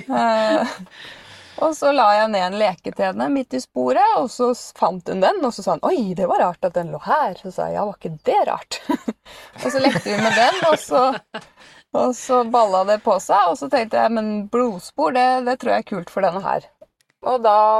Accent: Bærum, Akershus, Norway; den eh, lokale hundeskolen uh, i Bærum, da, der jeg kommer fra.

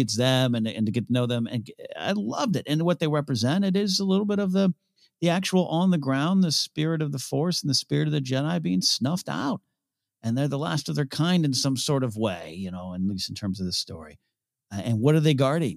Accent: San Luis Obispo, California, United States; San Luis Obispo, my hometown

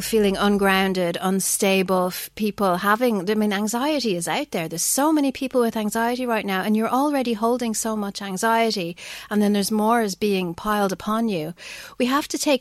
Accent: Ireland; we're Irish

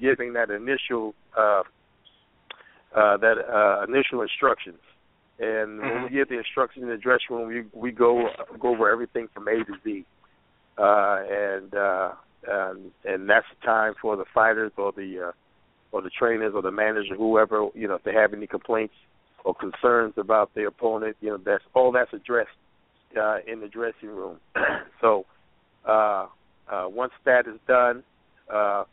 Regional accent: New York City, New York, United States; growing up in Brooklyn, first 8 years of my life, grew up in the Albany Project

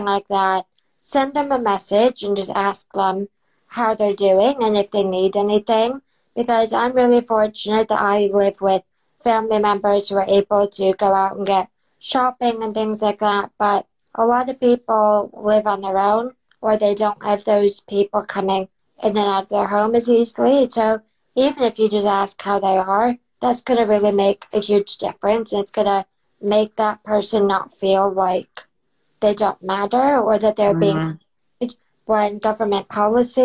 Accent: United States; now in United Kingdom; I grew up in America

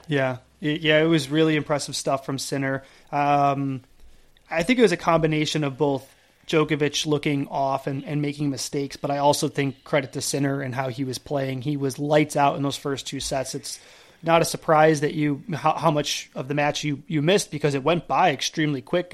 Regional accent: Buffalo, New York, United States; I grew up in Buffalo

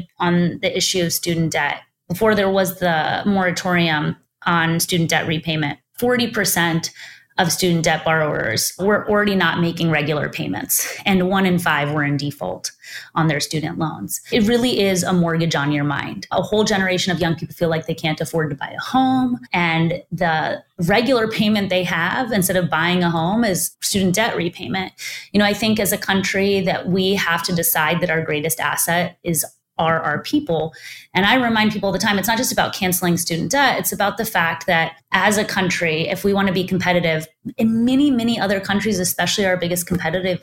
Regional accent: Texas, United States; my home state of Texas

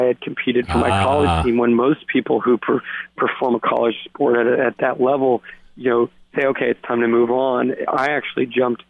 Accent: Santa Barbara, California, United States; I grew up in a town called Santa Barbara, you know, 90 miles north of LA.

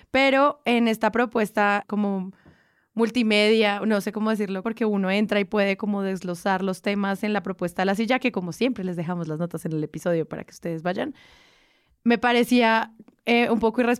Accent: Colombia; que en el fondo es lo que obviamente todos como colombianos queremos.

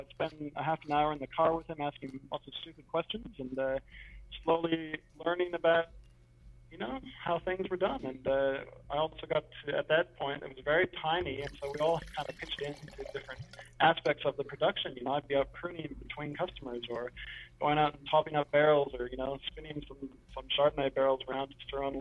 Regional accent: Waterloo, Ontario, Canada; moved away as an adult; now in Murrumbateman, Australia; I grew up in Waterloo, and as you guys might well know, it's big Mennonite country down there

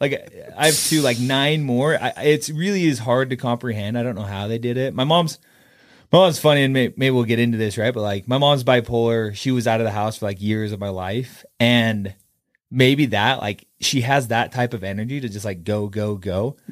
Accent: Kaysville, Utah, United States; I grew up in Kaysville, I have ten siblings

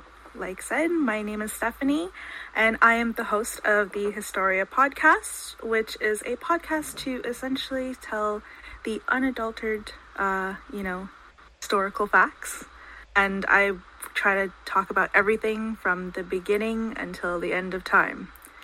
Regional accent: Toronto, Ontario, Canada; here in Toronto.

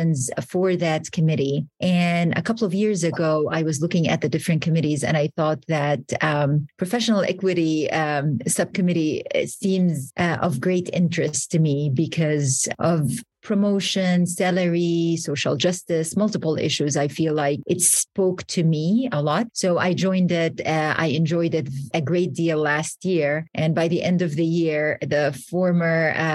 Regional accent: Saudi Arabia; moved away as an adult; now in Boston, United States; I was born and raised in Saudi Arabia. I came to the U.S. at the age of 24

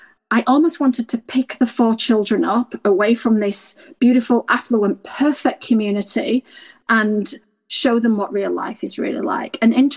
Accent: Yorkshire and the Humber, United Kingdom; now in Australia; I was raised in Yorkshire, in a mining town.

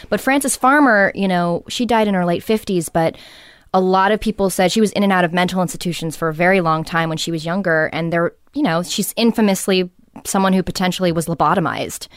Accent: Los Angeles, California, United States; growing up in Venice too

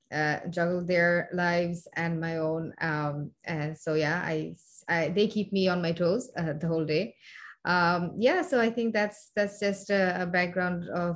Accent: Bangladesh; also born or lived in United Kingdom; now in Singapore; are half Bangladeshi and half Moroccan. Our father is from Bangladesh and our mom is from Morocco. We are born and brought up in Bangladesh. In 2010, we have moved here to Singapore

